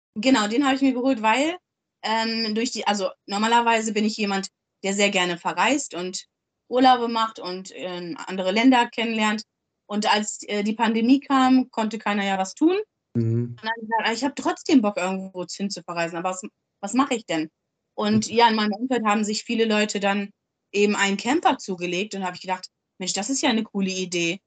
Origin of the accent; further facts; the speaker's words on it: Germany; moved away as an adult; now in Hamburg, Germany; Ich komme aus dem Dorf, aus dem, aus dem Harz.